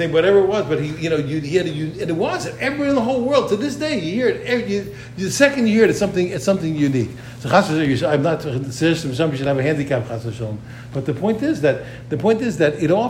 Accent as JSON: {"language": "English", "country": "United States", "said": "I'm an American"}